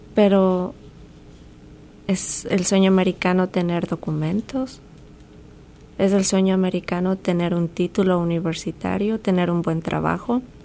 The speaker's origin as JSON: {"language": "Spanish", "country": "Ecuador", "moved": "yes"}